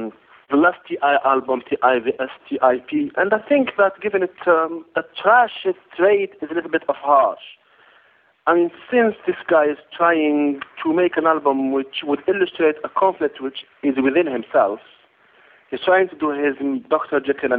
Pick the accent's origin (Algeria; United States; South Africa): Algeria; from Algeria, North Africa.